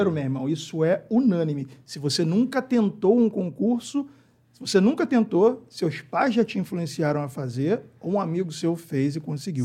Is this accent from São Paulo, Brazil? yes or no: no; Rio de Janeiro, Brazil; Eu sou do Rio de Janeiro